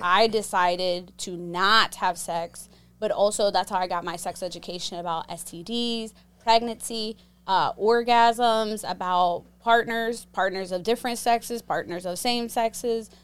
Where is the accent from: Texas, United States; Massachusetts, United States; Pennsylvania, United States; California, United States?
Pennsylvania, United States; Pittsburgh; I grew up in Pittsburgh, Pennsylvania